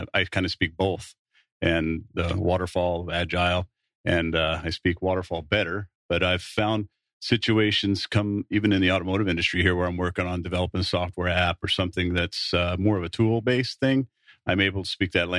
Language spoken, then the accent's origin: English; United States; as an American